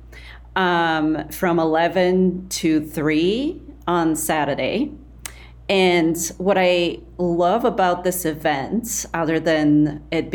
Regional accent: Sofia, Sofia City, Bulgaria; now in Chicago, United States; growing up in Sofia, Bulgaria, in one of those concrete Soviet era neighborhoods on the outskirts of the city

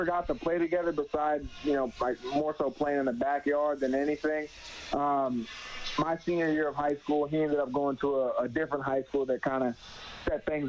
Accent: Tampa, Florida, United States; also born or lived in Phoenix, Arizona; I was born in Phoenix, Arizona, but lived in Tampa, Florida since about 2005.

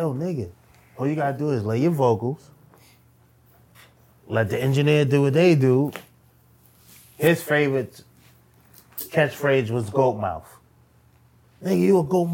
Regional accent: New York, United States; also born or lived in Virginia / Baltimore; I'm from down south. I was born in New York, but my family's from Virginia and Baltimore

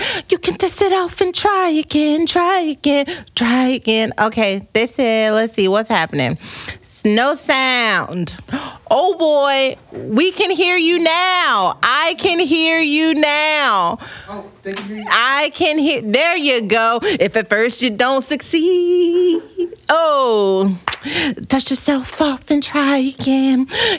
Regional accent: United States; Unlike us Americans, always trying to take the shortcuts.

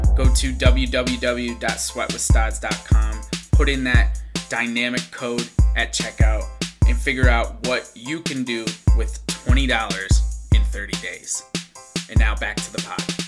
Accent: Scranton, Pennsylvania, United States; moved away; back in my hometown actually where i was born and where my parents are from in uh, scranton

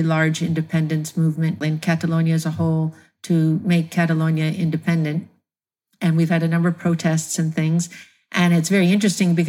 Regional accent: United States; I'm an American

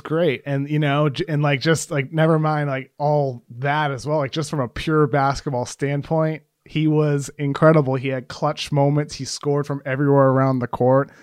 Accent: Brockton, Massachusetts, United States; also born or lived in Los Angeles; I grew up in Brockton, Mass my whole life, Brockton, Massachusetts

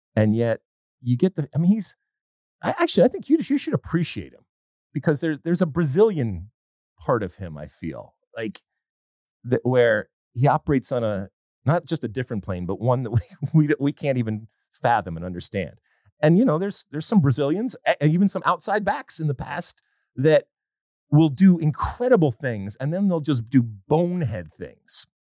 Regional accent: United States; we, as an American soccer playing nation

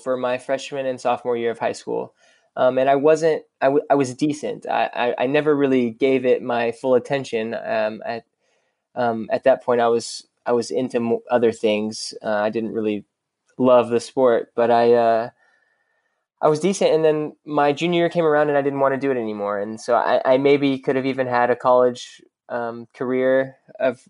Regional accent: Dallas, Texas, United States; I grew up in Dallas, and I grew up in Dallas proper

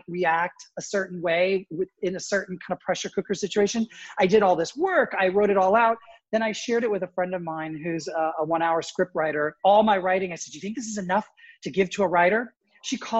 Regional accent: Toronto, Ontario, Canada; moved away as an adult; also born or lived in Springfield, Illinois / New York; now in Connecticut, United States; I was actually born in the States, but I grew up in Toronto

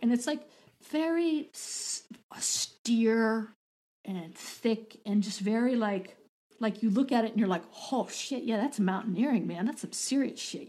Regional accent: Boulder, Colorado, United States; I'm from Boulder

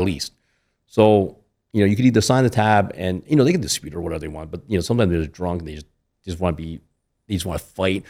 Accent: Lancaster, Pennsylvania, United States; moved away as an adult; also born or lived in Toledo, Ohio; now in Las Vegas, United States; I grew up in Pennsylvania

